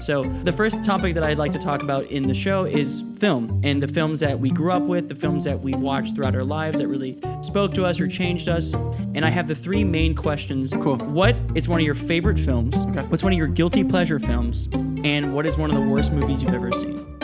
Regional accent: Miami, Florida, United States; I grew up in Miami. I am Hispanic. I am Puerto Rican and Cuban.

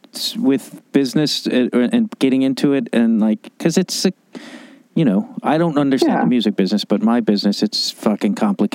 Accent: Chicago, Illinois, United States; I was like a blue collar family and I'm from Chicago

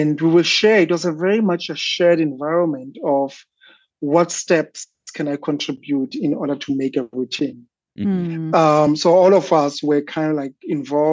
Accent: Soweto, Gauteng, South Africa; growing up in South Africa, particularly in the township of Soweto

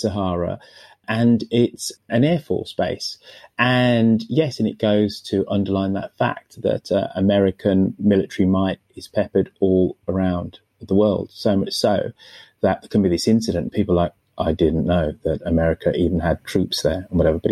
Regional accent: United Kingdom; as a Brit

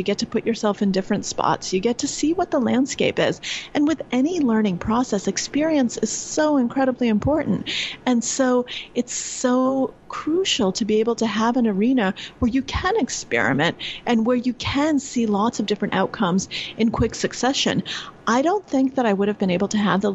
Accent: New York, United States; I'm from New York and I normally live in New York

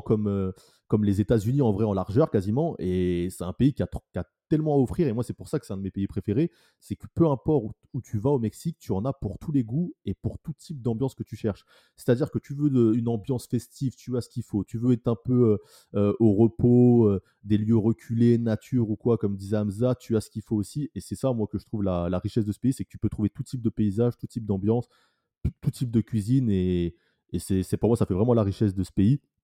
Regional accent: France; je suis Français

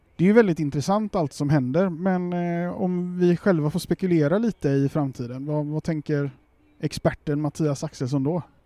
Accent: Gothenburg, Västra Götaland, Sweden; när jag växte upp i Majorna

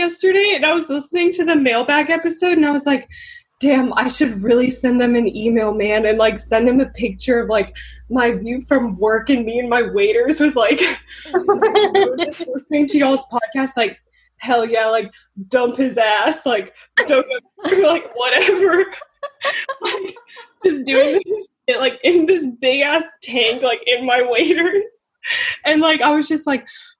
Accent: Atlanta, Georgia, United States; now in Bodega Bay, United States; Yeah, I came from Atlanta. So I live on Bodega Bay

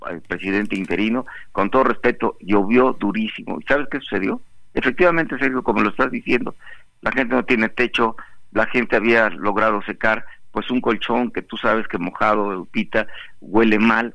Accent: Acapulco, Guerrero, Mexico; yo soy de Acapulco, porque estoy viviendo en Acapulco

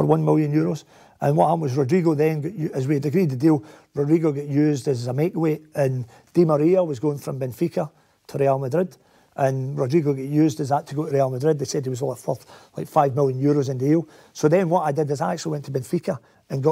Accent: Scotland, United Kingdom; growing up in Scotland

